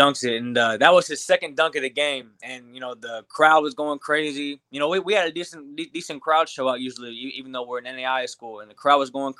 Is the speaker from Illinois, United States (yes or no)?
yes; Glasford, Illinois, United States; also born or lived in Peoria, Illinois; So I grew up in a really big basketball area. Peoria, Illinois is a huge basketball area. I was born in Peoria, and then my parents moved just like 20-30 minutes outside the city to Glassford, Illinois